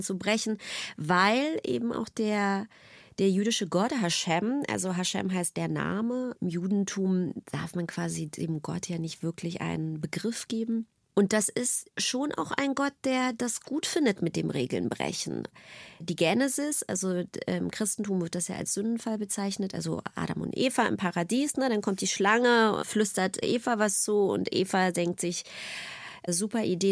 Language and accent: German; Berlin, Germany; ich bin einfach in der DDR groß geworden.